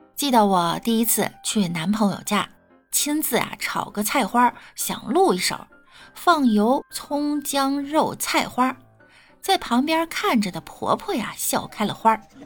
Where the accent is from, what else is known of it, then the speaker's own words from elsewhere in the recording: the North, northern China, China; 身为北方人呢